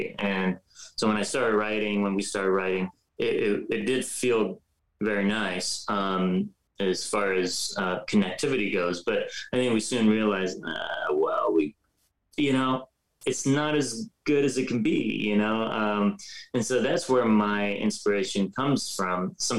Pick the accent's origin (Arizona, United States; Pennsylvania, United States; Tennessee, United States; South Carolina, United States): Pennsylvania, United States; Pittsburgh; also born or lived in Iran / California; I was born in Iran. I moved to Pittsburgh, Pennsylvania when I was 10 with my parents. We emigrated there. And, you know, even in Pittsburgh, we moved around.